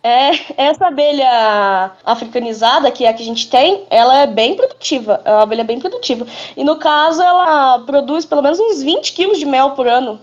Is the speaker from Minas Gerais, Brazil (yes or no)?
yes; Botelhos, Minas Gerais, Brazil; Sou de Minas. Sou de Minas Gerais, aqui em Botelhos.